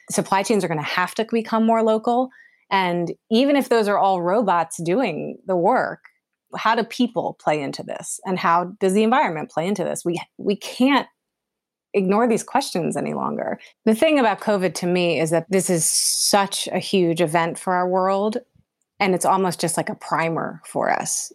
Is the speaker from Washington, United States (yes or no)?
no; Pennsylvania, United States; moved away as an adult; also born or lived in New York / Los Angeles; I'm from Pennsylvania originally